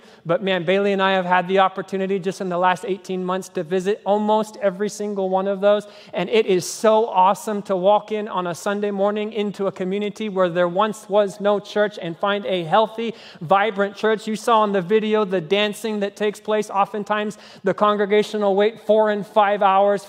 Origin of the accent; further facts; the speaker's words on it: Kenya; moved away; the language that I grew up speaking in Kenya, which is Swahili